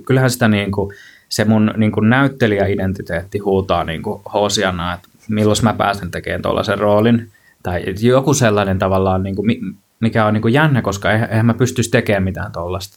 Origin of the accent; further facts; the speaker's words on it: Kankaanpää, Satakunta, Finland; moved away as an adult; siellä Kankaan päässä, mistä mä kotosin